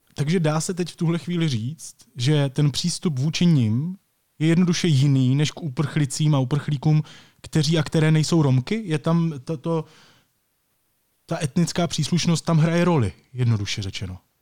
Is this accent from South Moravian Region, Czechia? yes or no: yes; Brno, South Moravian Region, Czechia; my jsme oba z Brna